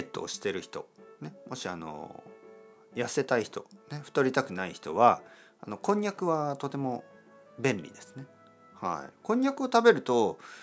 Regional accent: Kyushu, Japan; 僕の出身九州ですね

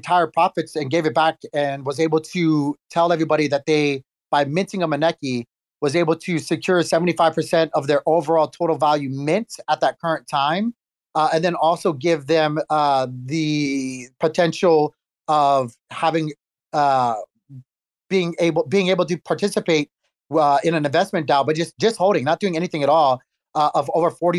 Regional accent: Hawaii, United States; I'm Filipino, Chinese, Puerto Rican, and Irish, as weird as that sounds. And I grew up in Hawaii.

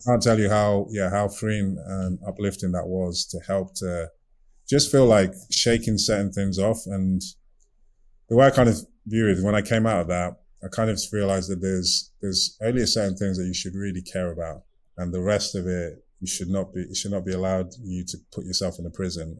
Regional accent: Nigeria; also born or lived in United Kingdom; now in Maryland, United States; I'm from Nigeria

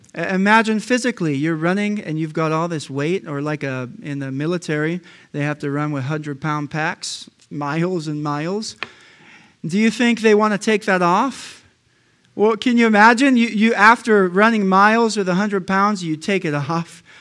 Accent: United States; I'm an American

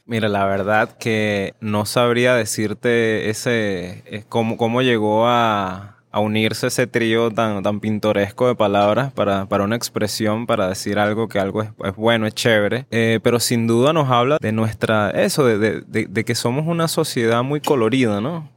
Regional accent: Venezuela; moved away; estás tan lejos del país donde naciste

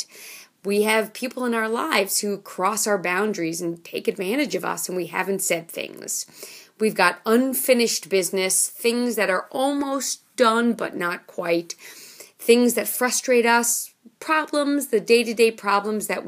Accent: New York City, New York, United States; I grew up in Manhattan. I grew up on the corner of 79th Street and York Avenue

